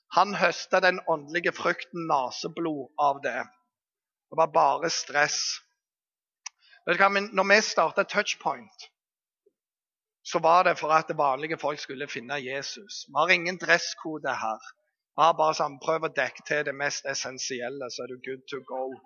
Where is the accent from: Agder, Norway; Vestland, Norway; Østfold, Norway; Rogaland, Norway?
Vestland, Norway; Bergen; Jeg kommer fra Bergen